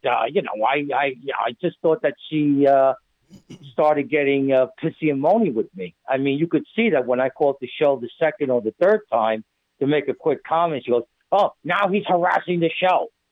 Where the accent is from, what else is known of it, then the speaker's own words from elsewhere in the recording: New York, United States; now in New Jersey, United States; I'm from New York